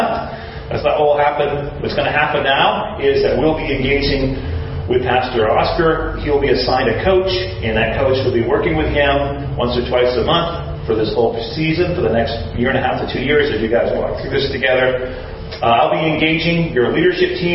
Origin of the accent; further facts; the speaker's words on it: Maine, United States; moved away as an adult; also born or lived in Washington, D.C.; My mom and dad live in Maine. That's where I grew up. I'm from Maine